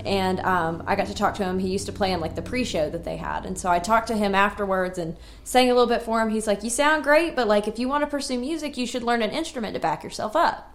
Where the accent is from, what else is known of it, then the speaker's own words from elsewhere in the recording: Radford, Virginia, United States; now in Nashville, United States; I'm from Radford, Virginia